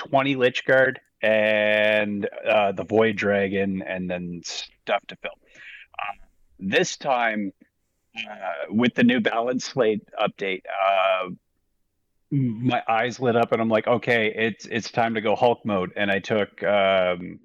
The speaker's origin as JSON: {"language": "English", "country": "Canada", "said": "I'm Canadian"}